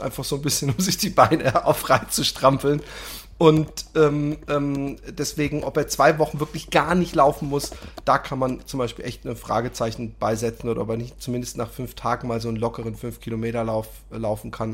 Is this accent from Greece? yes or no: no; Germany; als Deutscher